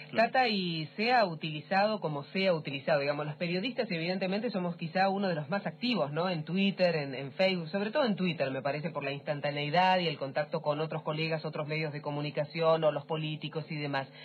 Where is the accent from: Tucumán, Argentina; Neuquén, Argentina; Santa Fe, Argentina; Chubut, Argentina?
Chubut, Argentina; Trelew; yo soy de Trelew, de Chubut más o menos